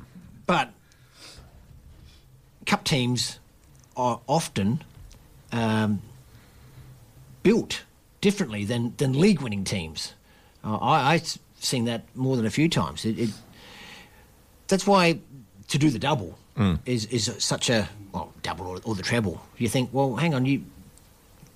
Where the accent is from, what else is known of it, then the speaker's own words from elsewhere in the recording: Australia; I'm Australian.